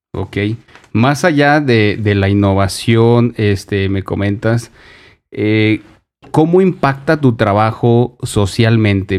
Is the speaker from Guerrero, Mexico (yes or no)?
no; Durango, Mexico; also born or lived in Mexico City; soy nacido en la Ciudad de México, pero tengo toda mi vida en Durango